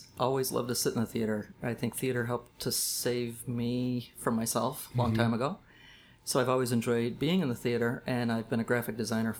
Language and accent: English; Wales, United States; I grew up in Wales, and I live in Wales. I live in the house I grew up